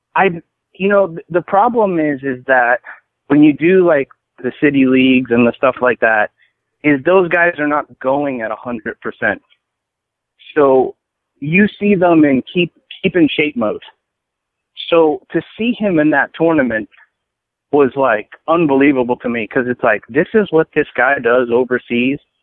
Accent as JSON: {"language": "English", "town": "Edison", "region": "New Jersey", "country": "United States", "tie": "born or raised there", "also_born_or_lived": "Brooklyn, New York", "moved": "yes", "lives_now": "Arizona, United States", "said": "I was born in Brooklyn, but I grew up in Jersey, in Central Jersey, Edison, New Jersey"}